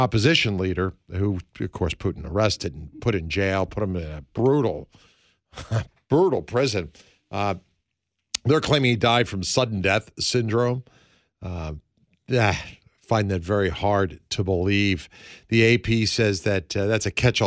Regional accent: United States; we're Americans

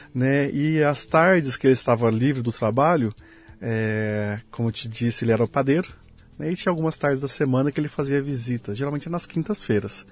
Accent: Leme, São Paulo, Brazil; moved away as an adult; also born or lived in Uberlândia / Malta; Eu nasci aqui no interior de São Paulo. Eu que sou lugar? lemense, de Leme.

